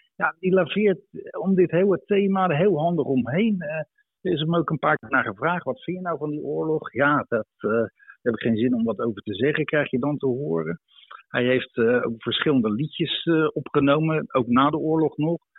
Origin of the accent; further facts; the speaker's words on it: Netherlands; moved away as an adult; also born or lived in Russia; now in Tver, Russia; in het dorp waar ik opgroeide geen buitenlanders. Dus we probeerde vooral Nederlands te leren.